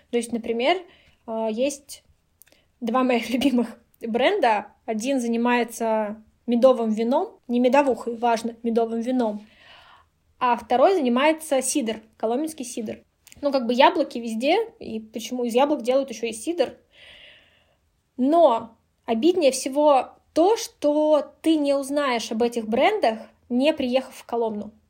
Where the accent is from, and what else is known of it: Kaluga, Kaluga Oblast, Russia